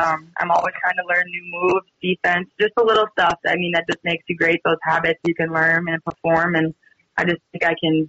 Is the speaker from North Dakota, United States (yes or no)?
yes; Edmore, North Dakota, United States; also born or lived in Devils Lake, North Dakota; my hometown, Edmore, is about 20, 30-ish minutes, depending how fast you're driving, northeast of Devil's Lake